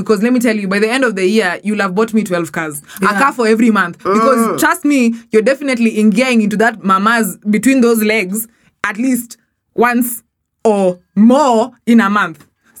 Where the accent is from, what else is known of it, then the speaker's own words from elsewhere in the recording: Kenya; You know I'm a Kenyan